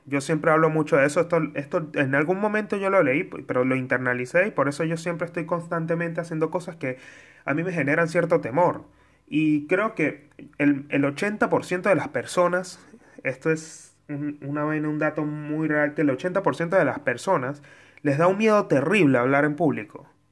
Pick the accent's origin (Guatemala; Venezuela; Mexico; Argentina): Venezuela; Mérida; de Mérida, de donde yo soy